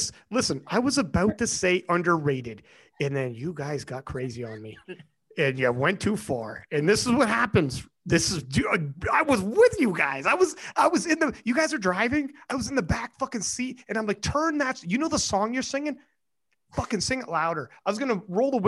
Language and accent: English; Canada; I'm fucking Canadian